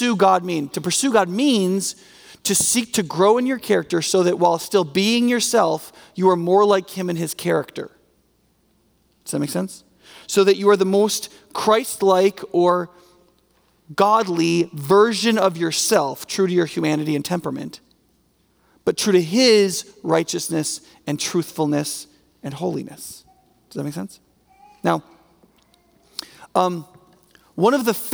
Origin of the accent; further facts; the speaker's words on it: United States; as an American